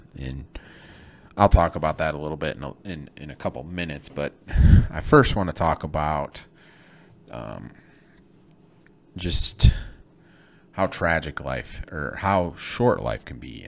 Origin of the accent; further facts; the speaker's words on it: Flint, Michigan, United States; moved away; I'm from Michigan, from Flint, Michigan